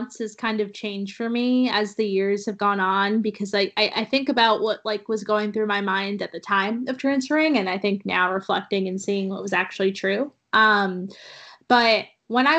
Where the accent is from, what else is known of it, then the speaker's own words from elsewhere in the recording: New England, United States; growing up in New England